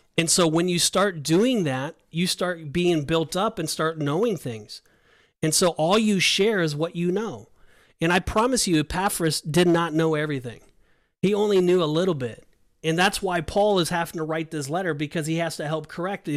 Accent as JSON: {"language": "English", "region": "California", "country": "United States", "moved": "yes", "lives_now": "Orlando, United States", "said": "I'm from California"}